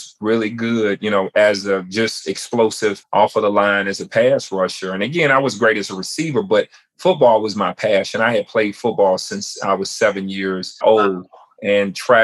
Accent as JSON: {"language": "English", "town": "Chattanooga", "region": "Tennessee", "country": "United States", "tie": "born or raised there", "said": "I was born and raised in Chattanooga, Tennessee"}